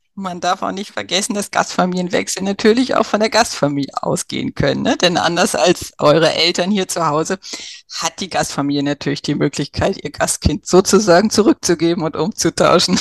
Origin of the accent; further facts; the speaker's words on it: Germany; bei uns in Deutschland